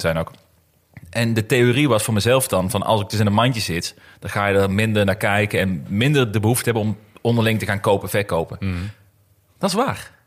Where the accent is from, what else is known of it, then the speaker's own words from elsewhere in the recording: Netherlands; als Nederlander zijnde